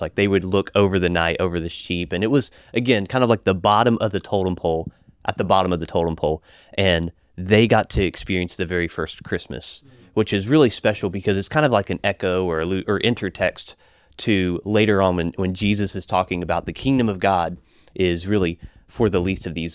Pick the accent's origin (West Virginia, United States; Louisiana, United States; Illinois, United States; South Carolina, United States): West Virginia, United States; I grew up in West Virginia